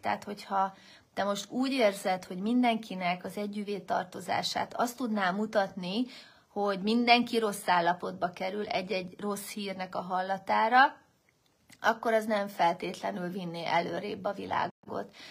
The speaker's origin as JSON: {"language": "Hungarian", "country": "Hungary", "said": "én vagyok az egyedüli magyar résztvevő"}